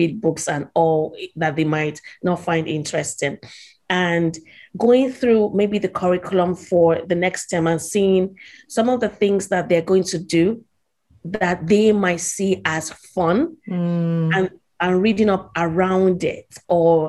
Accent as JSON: {"language": "English", "country": "Nigeria", "tie": "born or raised there", "said": "I grew up in Nigeria"}